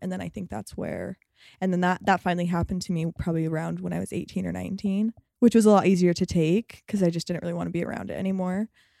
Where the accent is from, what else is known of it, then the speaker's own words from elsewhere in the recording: Utah, United States; I had a really great experience growing up here, mm-hmm. I think. But also I fit the mold perfectly. Like I'm white, I'm Mormon.